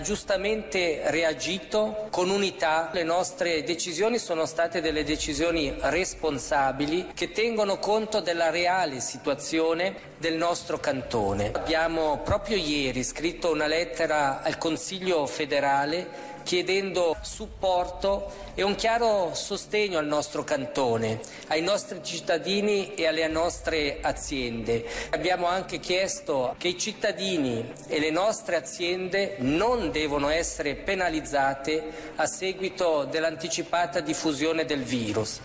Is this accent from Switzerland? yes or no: yes; Ticino, Switzerland